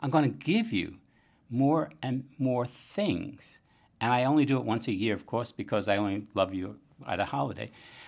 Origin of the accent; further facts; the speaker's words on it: Bronx, New York, United States; now in Boston, United States; I remember growing up in the Bronx and from working-class family, and Christmas giving was things you needed.